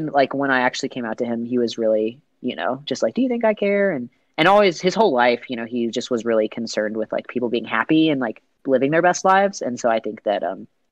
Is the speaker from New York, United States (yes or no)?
no; Lexington, Kentucky, United States; in my hometown, Lexington, Kentucky